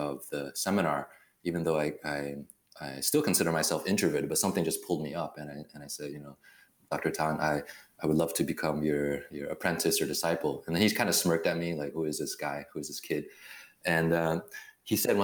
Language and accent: English; Taiwan; moved away; also born or lived in Berkeley, California; I was born in Taiwan